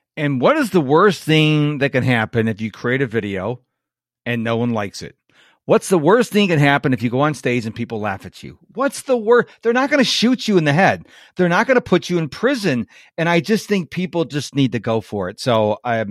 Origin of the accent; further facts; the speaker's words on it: Rochester, New York, United States; now in Houston, United States; I'm in Houston, and I'm originally from Rochester, which is right across the Lake Ontario from Toronto